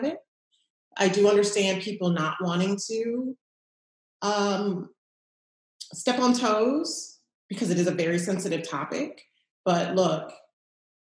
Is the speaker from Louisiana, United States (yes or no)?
yes; New Orleans, Louisiana, United States; also born or lived in Los Angeles, California / Washington, District of Columbia, United States; I was raised in New Orleans